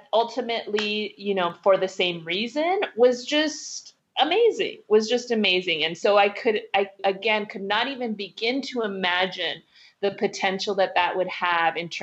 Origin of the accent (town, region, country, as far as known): Southern California, United States; born or raised there; also born or lived in Oakland, California / Waipahu, Hawaii